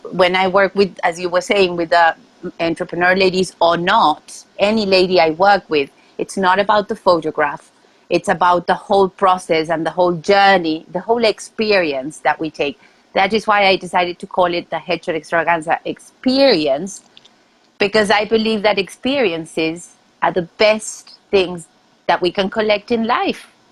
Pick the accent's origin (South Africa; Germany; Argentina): Argentina; moved away as an adult; now in New York, United States; I am originally from Argentina and I moved to New York uh, 11 years ago.